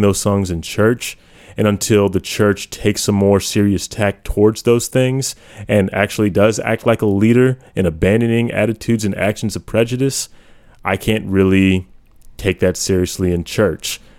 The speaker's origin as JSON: {"language": "English", "country": "United States", "said": "I haven't been a proud American for quite some time, but I have owned that label"}